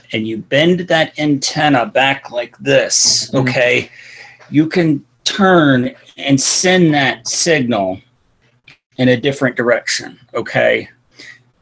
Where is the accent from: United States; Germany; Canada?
United States; Illinois; moved away; where I grew up in Illinois